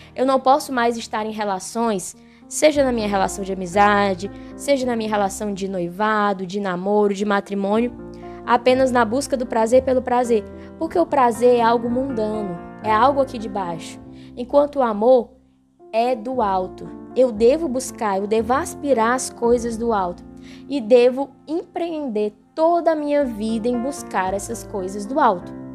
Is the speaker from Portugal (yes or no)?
no; Brazil; Nós somos brasileiros, moramos no Brasil, falamos português